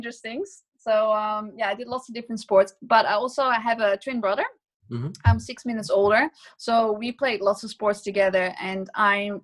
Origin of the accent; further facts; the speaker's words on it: Nijmegen, Gelderland, Netherlands; my hometown of Nijmegen